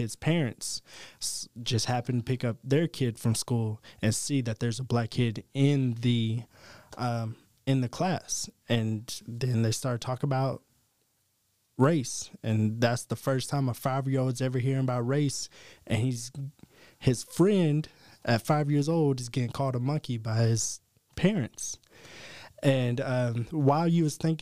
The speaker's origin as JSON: {"language": "English", "region": "East Tennessee", "country": "United States", "tie": "born or raised there", "said": "Growing up in East Tennessee"}